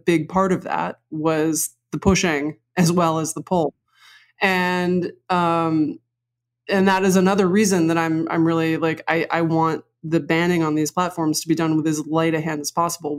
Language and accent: English; New York City, New York, United States; I grew up on the Upper West Side.